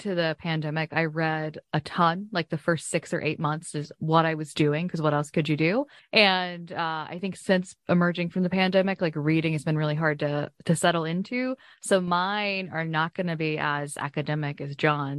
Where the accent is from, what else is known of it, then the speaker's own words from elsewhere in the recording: Appalachia, United States; I'm from Appalachia